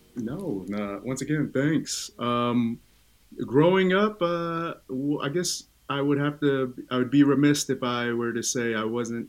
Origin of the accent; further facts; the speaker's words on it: Oakland, California, United States; first language Tongan; English is a second language; I was born and raised in Oakland, California, uh, deep East Oakland